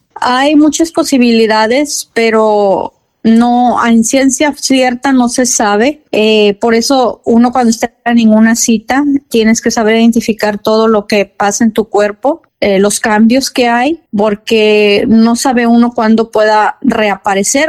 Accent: Ébano, San Luis Potosí, Mexico; Yo soy originaria de San Luis Potosí, de Ébano, San Luis Potosí

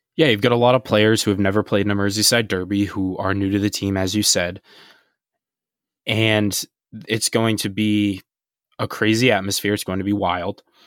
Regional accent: United States; being from an American perspective

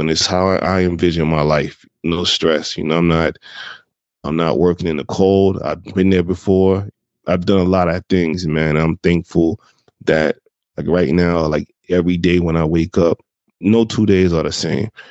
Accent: Jacksonville, Florida, United States; moved away as an adult; also born or lived in Brooklyn, New York; I'm originally from Jacksonville, Florida. That's where I'm originally from. That's where my early years were based out

